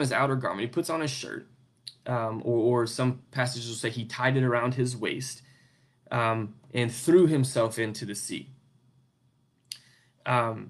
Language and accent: English; United States; where I grew up in the United States, where we have this freedom of religion